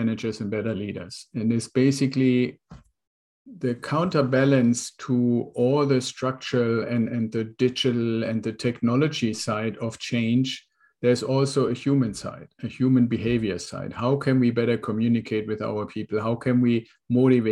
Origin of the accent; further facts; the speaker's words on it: Germany; moved away as an adult; now in United States; I'm originally from Germany. I was in the Air Force, came over to the United States in an exchange program with the Air Force